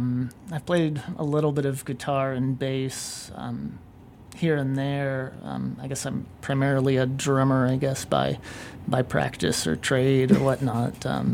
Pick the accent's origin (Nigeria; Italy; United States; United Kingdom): United States; Bloomington, Indiana; moved away as an adult; now in Chicago, United States; So I'm originally from Bloomington, Indiana. Moved to Chicago about 5 years ago.